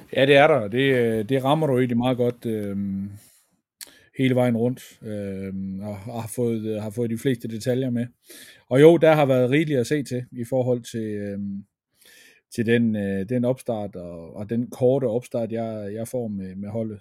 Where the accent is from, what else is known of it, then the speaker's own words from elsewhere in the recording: Feldborg, Central Denmark Region, Denmark; jeg er fra Feldborg af